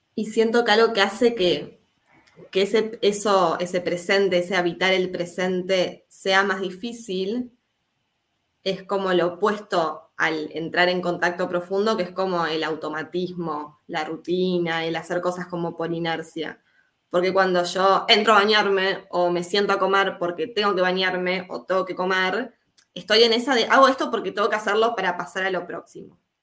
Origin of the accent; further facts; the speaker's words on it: Uruguay; soy uruguaya, Hoy me encuentro en Uruguay.